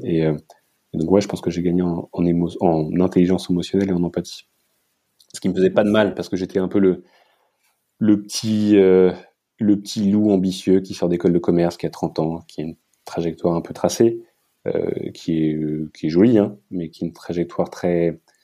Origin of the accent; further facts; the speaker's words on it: France; moi, en tant que petit Français